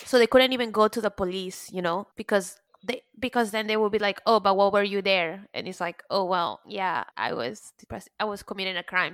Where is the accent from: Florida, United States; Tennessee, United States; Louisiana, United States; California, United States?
Florida, United States; Pembroke Pines; now in New York, United States; I grew up in Pembroke Pines, Florida, where nothing really happens and people don't even lock their doors. But then after moving to New York